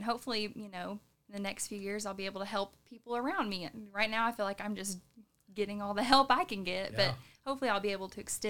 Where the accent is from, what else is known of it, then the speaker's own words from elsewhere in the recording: Sevier County, Tennessee, United States; Well, I was born and raised in Sevier County, actually. Yep, I went to Sevier County High School. It's my alma mater.